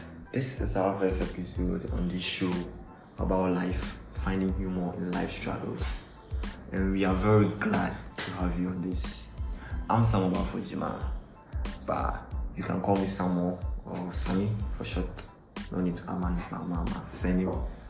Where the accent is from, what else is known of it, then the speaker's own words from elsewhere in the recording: Cape Coast, Central Region, Ghana; also born or lived in Volta Region, Ghana; I stayed most of my life in Cape Coast, most of my education